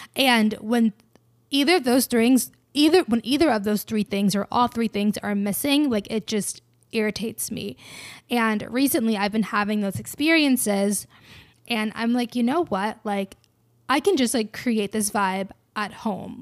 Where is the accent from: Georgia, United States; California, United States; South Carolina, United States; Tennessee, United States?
Georgia, United States; I'm from Georgia